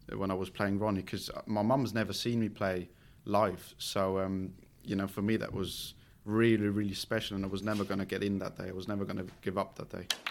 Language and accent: English; Switzerland; English is a second language